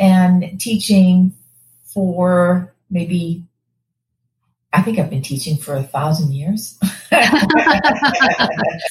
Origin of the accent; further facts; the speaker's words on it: Malden, Massachusetts, United States; accent: Boston; moved away as an adult; now in Florida, United States; I am from a town called Malden, Massachusetts. It's about 20 minutes north of Logan Airport. A lovely town. We all grew up in lovely towns back in the day